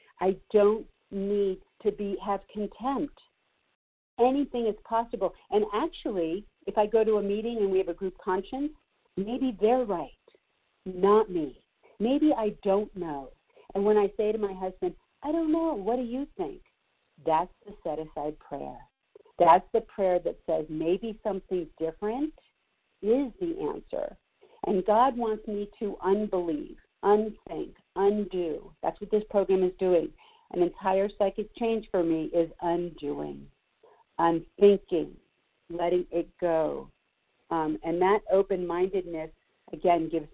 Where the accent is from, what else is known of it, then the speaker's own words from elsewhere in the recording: Los Angeles, California, United States; now in Colorado, United States; I grew up Jewish in Los Angeles